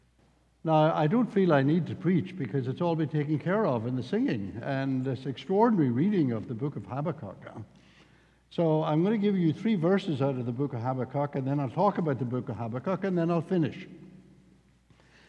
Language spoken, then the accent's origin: English; the south of Northern Ireland, United Kingdom; accent: Irish; I'm from the south of the north of Ireland, and if you get me really cross, my Irish accent will become even stronger than what it is now.